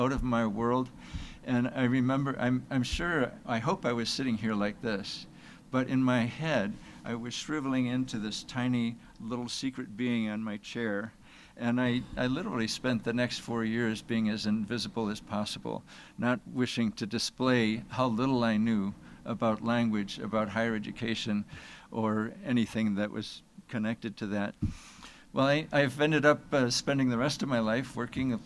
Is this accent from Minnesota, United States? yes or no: no; Rochester, New York, United States; I grew up in Rochester, New York, my hometown